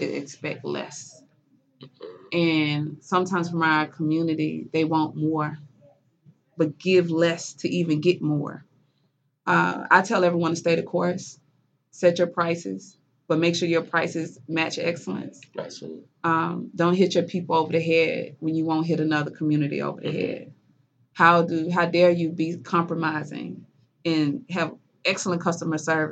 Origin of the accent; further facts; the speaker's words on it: Mississippi, United States; moved away; I'm from Mississippi